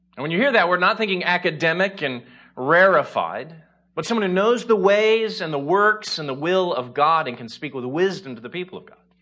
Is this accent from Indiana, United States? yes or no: yes; Indiana, United States; now in Chicago, United States; we're originally from Indiana